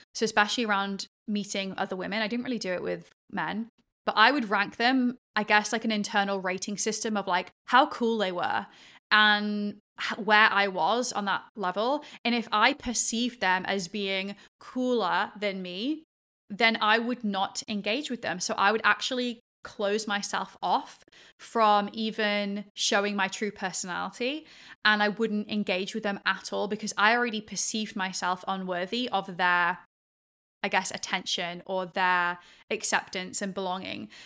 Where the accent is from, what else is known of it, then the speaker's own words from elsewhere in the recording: England, United Kingdom; moved away as an adult; also born or lived in Australia / Sydney / Perth; that was how we grew up in England in this like post-Victorian era